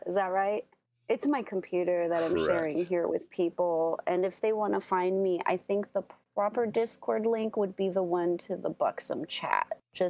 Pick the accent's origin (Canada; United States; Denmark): United States; San Francisco, California; born and raised in San Francisco.